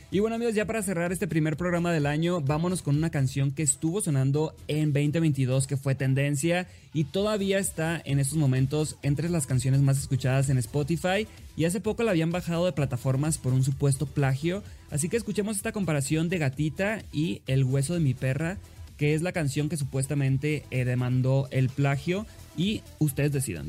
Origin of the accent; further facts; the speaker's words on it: Sinaloa, Mexico; soy de Sinaloa